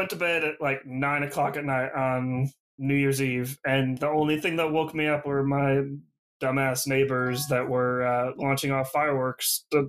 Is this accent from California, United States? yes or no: yes; Sonora, California, United States; also born or lived in Groveland; growing up in Sonora and Groveland, like, we were pretty used to forest fires and like the Creek Fire and stuff like that.